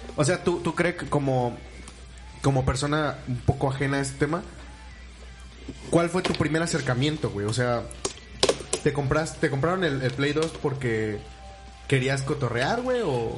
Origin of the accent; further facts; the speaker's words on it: Orizaba, Veracruz, Mexico; en los mercados de aquí de Orizaba